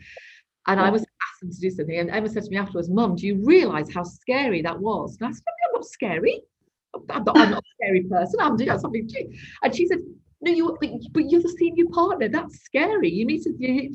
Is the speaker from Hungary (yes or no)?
no; Dewsbury, Yorkshire and the Humber, United Kingdom; moved away; I was from Dewsbury, you know, very sort of working class town, first generation university